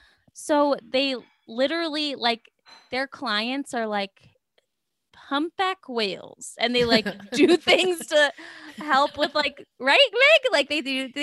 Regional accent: California, United States; And I was like, I'm from California.

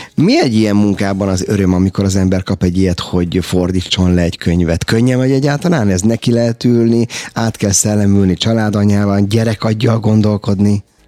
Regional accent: Hungary; mi magyarok vagyunk

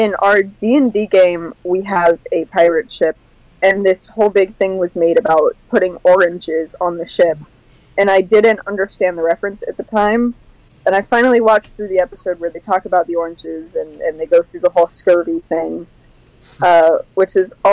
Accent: Florida, United States; I'm a proud Floridian. I am born and raised in Florida

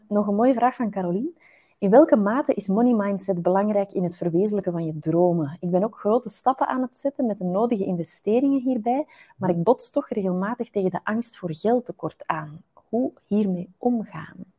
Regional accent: Flanders, Belgium; In Vlaanderen hebben we het ook nogal graag normaal

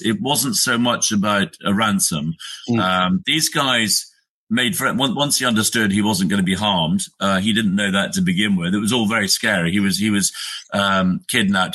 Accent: United Kingdom; I'm a Brit. I live in the UK

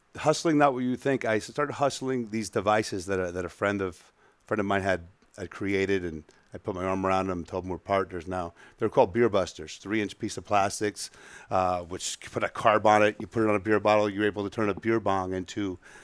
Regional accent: Edison, New Jersey, United States; also born or lived in Miami; Born and raised Edison, New Jersey. Went to a little prep school over there. Came down to school in South Florida, Miami

